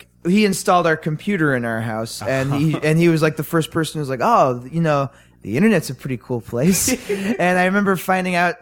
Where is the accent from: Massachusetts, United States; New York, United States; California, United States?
New York, United States; New York City; my mom's like a designer, and I grew up in Manhattan